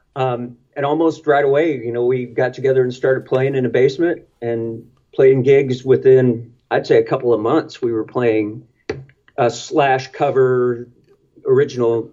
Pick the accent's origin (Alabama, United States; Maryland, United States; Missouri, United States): Missouri, United States; Jefferson City; I grew up in Jefferson City, right in the middle of the state